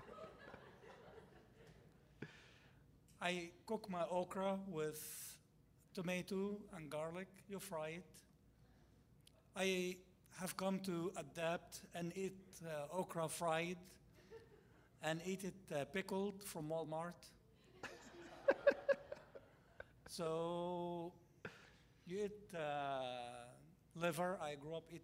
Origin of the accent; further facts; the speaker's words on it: Nile Delta, Egypt; moved away as an adult; now in United States; I grew up in Egypt, in the Delta region